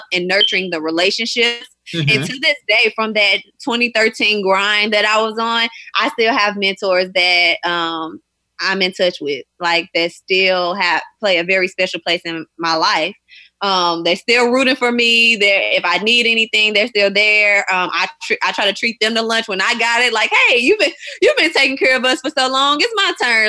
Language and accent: English; St. Louis, Missouri, United States; moved away as an adult; now in New York, United States; I'm from St. Louis, Missouri